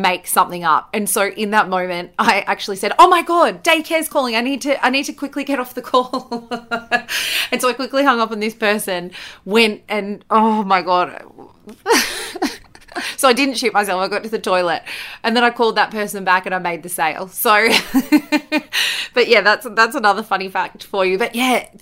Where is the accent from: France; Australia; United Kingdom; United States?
Australia; Bathurst, New South Wales; So my hometown is Bathurst in New South Wales in Australia, and that's where I grew up.